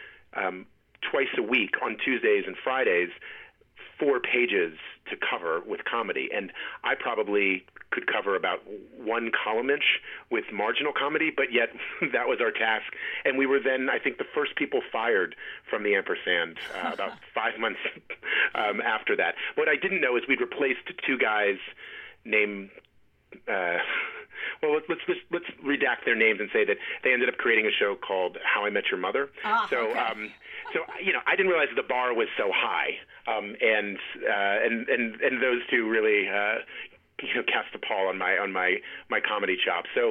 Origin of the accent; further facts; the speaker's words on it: Alexandria, Virginia, United States; I grew up in Alexandria, which is very near Arlington